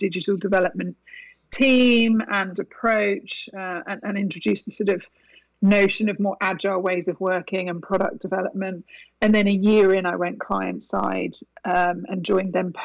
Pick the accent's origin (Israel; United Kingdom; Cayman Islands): United Kingdom; moved away as an adult; also born or lived in Italy; now in Westchester, United States; I was born and raised in the UK